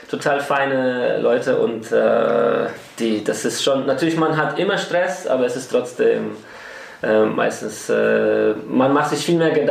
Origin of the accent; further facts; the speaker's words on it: Poland; Und sonst habe ich die Scheine, die Weidensegelscheine in meiner Heimat in Polen gemacht.